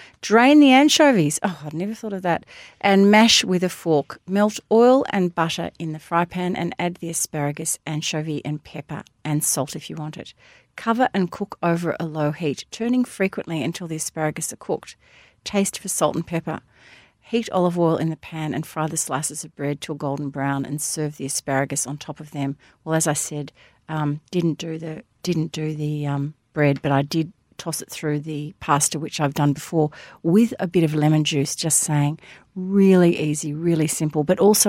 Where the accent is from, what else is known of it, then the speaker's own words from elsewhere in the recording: Hampton, Victoria, Australia; also born or lived in Sandringham; I do know when I was growing up in Hampton and Sandringham